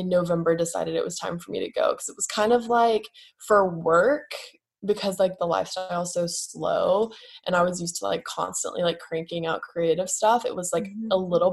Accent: West Virginia, United States; moved away as an adult; also born or lived in Nashville, Tennessee / California; now in Orange County, United States; I grew up originally in West Virginia. I was born in Nashville, lived there till I was 7, moved to West Virginia. And then when I was 18, moved to California

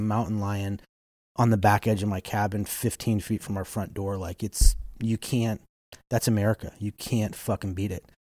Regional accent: Kansas, United States; moved away; also born or lived in Wyoming; I grew up in Kansas

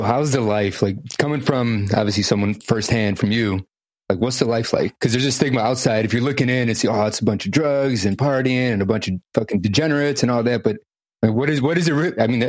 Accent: Chicago, Illinois, United States; I grew up in Chicago

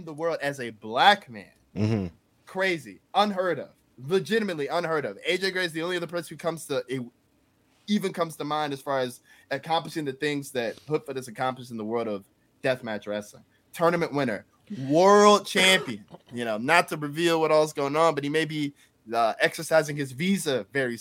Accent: Indianapolis, Indiana, United States; Growing up in Indianapolis

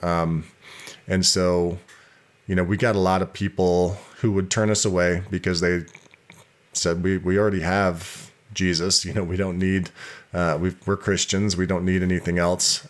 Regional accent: Bountiful, Utah, United States; I was born and raised in Utah, born in Bountiful, Utah

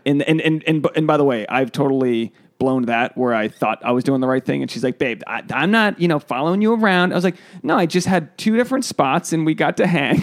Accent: East Coast, United States; moved away; I'm from, you know, I'm from the East Coast

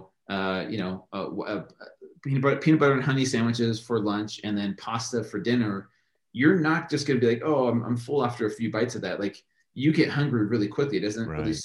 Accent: United States; we grew up with here in America

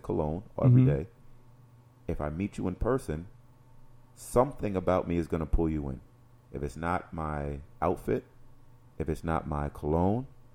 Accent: New York City, New York, United States; now in Oswego, United States; I'm like from New York City

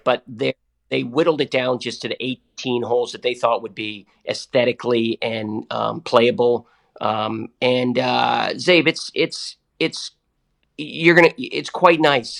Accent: Massachusetts, United States; I grew up in Massachusetts

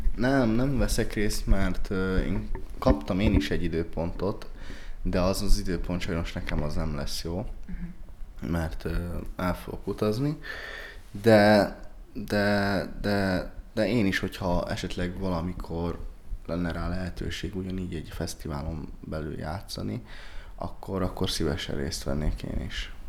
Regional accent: Budapest, Hungary; én köztársaságtéri vagyok. Ezt ezt, ezt, ezt, ezt el kell mondanom, hogy én ott nőttem fel

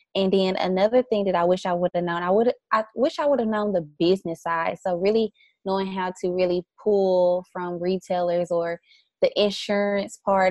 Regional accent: the South, United States; also born or lived in New York; now in Dallas, United States; I'm from the South

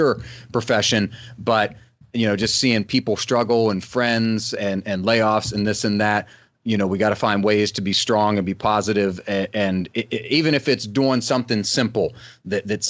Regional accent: West Virginia, United States; the house I grew up in West Virginia

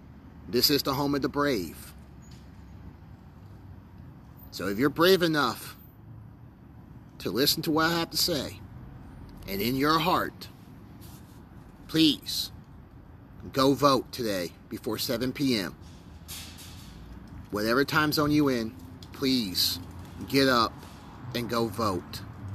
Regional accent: United States; because I'm an American and I love my freedoms and I love this country.

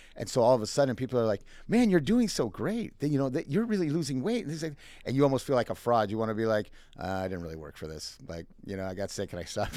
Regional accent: Minnesota, United States; moved away; I am originally from Minnesota

